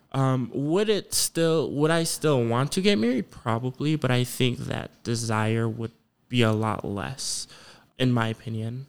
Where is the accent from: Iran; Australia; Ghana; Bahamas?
Ghana; moved away; I'm from Ghana